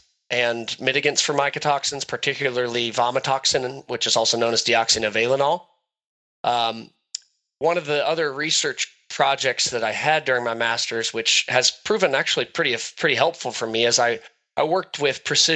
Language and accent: English; Northwest Ohio, United States; Grew up in Northwest Ohio on family cattle operation and row crop operation